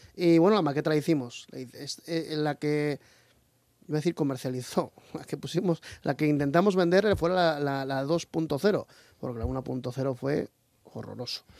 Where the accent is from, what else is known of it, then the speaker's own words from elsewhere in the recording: Asturias, Spain; also born or lived in Australia; soy hijo de, de, asturiana y cántabro